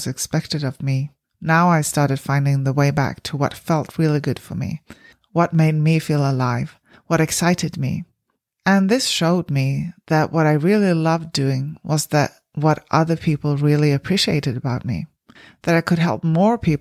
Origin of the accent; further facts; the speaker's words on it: Sweden; moved away as an adult; now in New Zealand; I grew up in Sweden, one of the least religious countries in the world